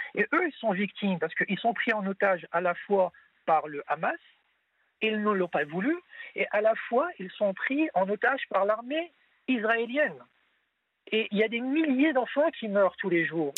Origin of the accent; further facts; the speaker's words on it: France; je suis français de confession musulmane